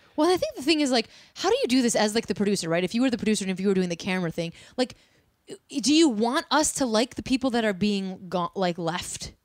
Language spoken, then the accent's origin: English; Chicago, Illinois, United States; we're from Chicago